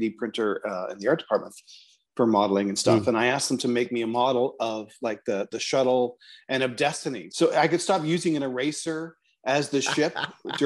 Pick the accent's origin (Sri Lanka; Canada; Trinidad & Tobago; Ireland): Canada; Toronto, Ontario; moved away; I'm from Toronto. So, and I have a place there and I go there in the summertime.